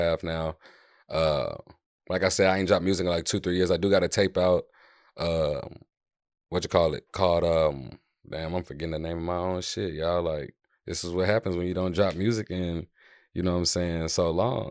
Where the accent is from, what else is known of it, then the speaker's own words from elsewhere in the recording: Houston, Texas, United States; I'm from Houston, Texas. I'm just out in D Town right now